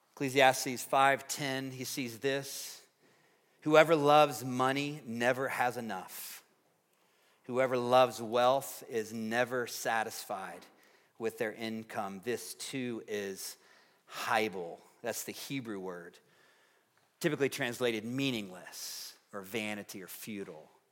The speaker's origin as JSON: {"language": "English", "region": "Tennessee", "country": "United States", "tie": "born or raised there", "moved": "yes", "lives_now": "Fort Collins, United States", "said": "growing up in Tennessee"}